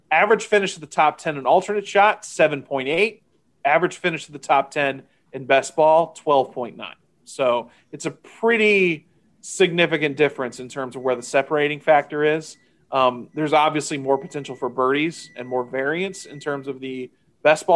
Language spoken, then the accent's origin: English; Houston, Texas, United States; I'm from Houston, and in Houston, it's country and rap.